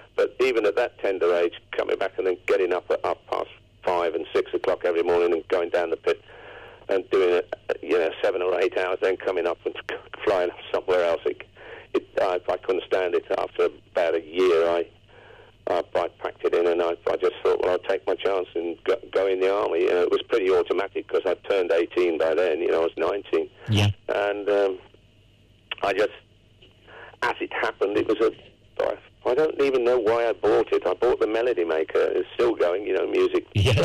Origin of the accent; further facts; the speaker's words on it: Coventry, West Midlands, United Kingdom; Coventry. That's my hometown